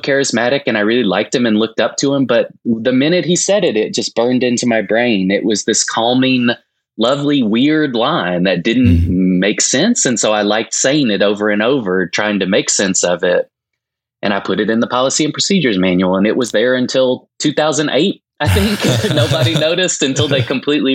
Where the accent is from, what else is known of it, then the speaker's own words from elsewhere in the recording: Winchester, Tennessee, United States; I grew up in a small rural town in the South, Winchester, Tennessee